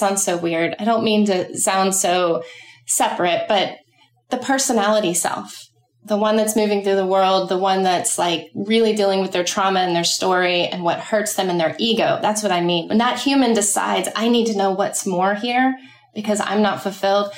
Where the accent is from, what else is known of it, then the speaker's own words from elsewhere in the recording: Dallas, Texas, United States; moved away as an adult; also born or lived in New York City; now in Charleston, United States; I'm from Dallas, Texas, and I left there when I was 18